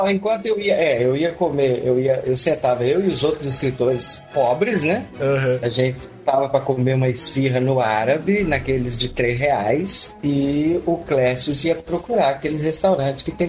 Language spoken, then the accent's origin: Portuguese; Minas Gerais, Brazil; now in Rio de Janeiro, Brazil; Estamos aí, vim, é, de Minas Gerais, estou no Rio de Janeiro há oit